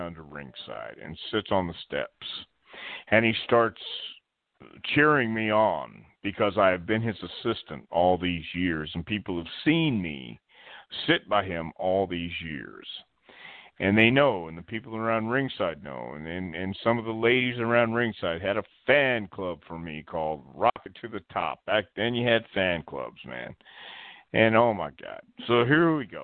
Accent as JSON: {"language": "English", "town": "Houston", "region": "Texas", "country": "United States", "tie": "born or raised there", "also_born_or_lived": "El Paso, Texas", "said": "Houston, my hometown"}